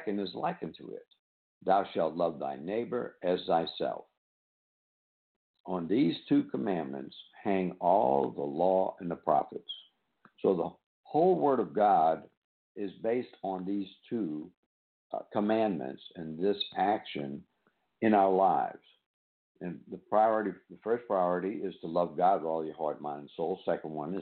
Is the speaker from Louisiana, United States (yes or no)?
yes; New Orleans, Louisiana, United States; now in Pearl River, United States; born and raised in New Orleans